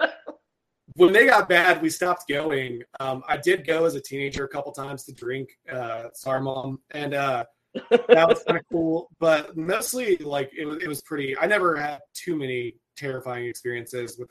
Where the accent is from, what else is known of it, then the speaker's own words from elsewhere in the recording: Del Rio, Texas, United States; I was born and raised in Del Rio, Texas.